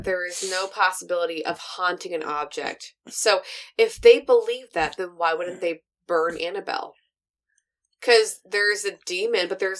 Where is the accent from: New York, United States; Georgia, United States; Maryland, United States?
Georgia, United States; I'm from Georgia.